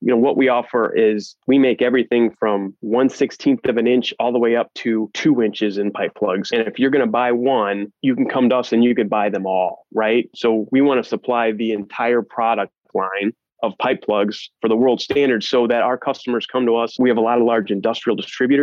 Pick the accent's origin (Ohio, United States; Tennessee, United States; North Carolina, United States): Ohio, United States; Northwest; also born or lived in Columbus, Ohio; I grew up in a very, very small town in Northwest Ohio, population 500